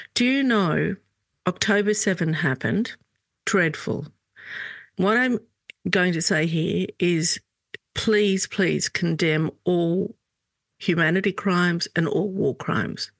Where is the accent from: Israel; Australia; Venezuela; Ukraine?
Australia; also born or lived in Lebanon; I'm Lebanese Australian